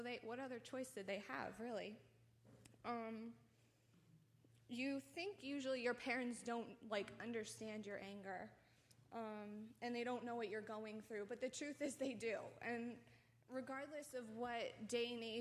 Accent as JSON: {"language": "English", "region": "New Jersey", "country": "United States", "said": "I'm from New Jersey."}